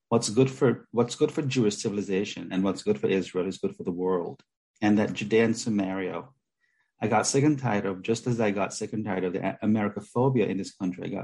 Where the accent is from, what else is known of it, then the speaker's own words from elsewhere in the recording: Jamaica; I grew up in Jamaica